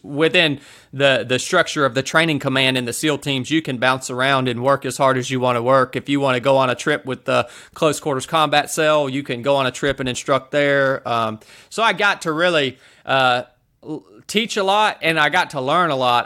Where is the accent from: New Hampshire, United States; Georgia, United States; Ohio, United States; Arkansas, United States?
Georgia, United States; North; I showed back up to my hometown here in North Georgia